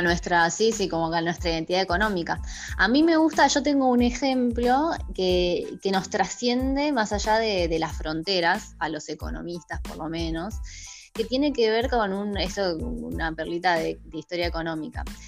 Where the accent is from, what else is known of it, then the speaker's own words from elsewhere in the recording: Argentina; como argentinos